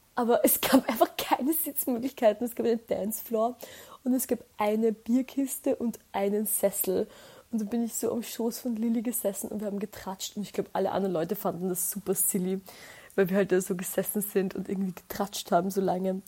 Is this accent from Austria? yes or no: yes; Austria; bei uns in Österreich